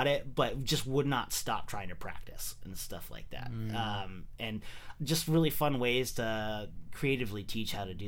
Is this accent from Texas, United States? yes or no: no; San Jose, California, United States; moved away as an adult; also born or lived in San Luis Obispo; I'm originally from San Jose. I moved away for, like, the last... you know, 5 or 6 years. I was in San Luis Obispo.